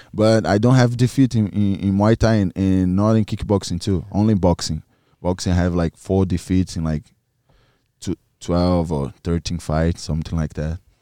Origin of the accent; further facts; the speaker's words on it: Maranhão, Brazil; English is a second language; moved away; My family lives in in Maranhão, in my hometown